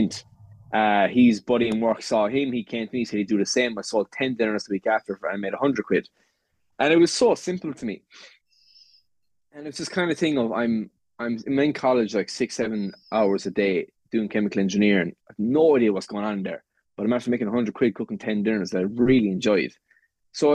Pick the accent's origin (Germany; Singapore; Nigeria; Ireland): Ireland; West Limerick, Munster; I come from West Limerick, from a farm